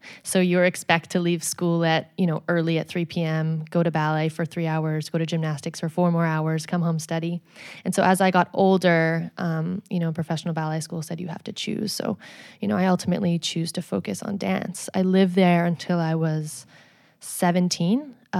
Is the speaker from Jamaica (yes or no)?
no; Edmonton, Alberta, Canada; So I was born in Edmonton, Alberta, and I grew up there.